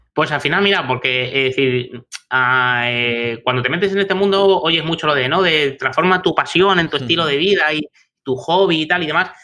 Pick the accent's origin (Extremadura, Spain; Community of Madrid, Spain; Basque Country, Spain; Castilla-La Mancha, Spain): Community of Madrid, Spain; Madrid; moved away; yo soy de Madrid, tengo allí a familia, amigos y tal